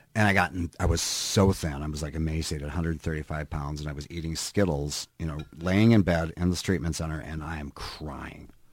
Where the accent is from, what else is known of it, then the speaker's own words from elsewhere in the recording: Minnesota, United States; moved away as an adult; also born or lived in California; now in Northfield, United States; I grew up in Minnesota